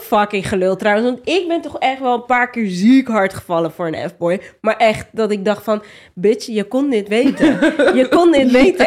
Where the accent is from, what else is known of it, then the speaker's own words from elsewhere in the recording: Rotterdam, South Holland, Netherlands; Ik kom ook niet uit Amsterdam, maar wel uit Rotterdam